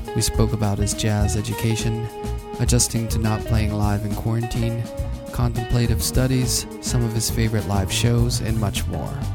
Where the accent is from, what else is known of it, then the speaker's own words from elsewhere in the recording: Pittsburgh, Pennsylvania, United States; moved away as an adult; I grew up in Pittsburgh